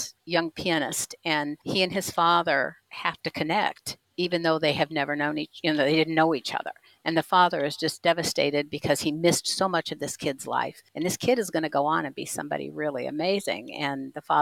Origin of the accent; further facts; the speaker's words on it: Indianapolis, Indiana, United States; My hometown I live in Indianapolis